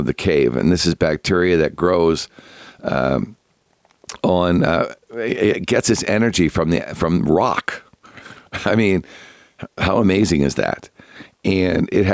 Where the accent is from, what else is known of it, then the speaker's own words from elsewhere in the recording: Canada; being Canadian